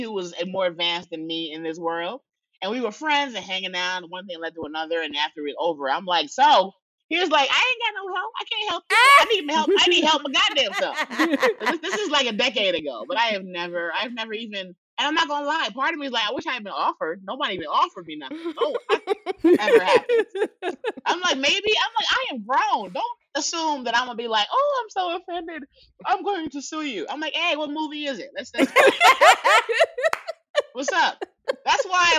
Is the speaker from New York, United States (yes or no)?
yes; New York City, New York, United States; I'm from the Bronx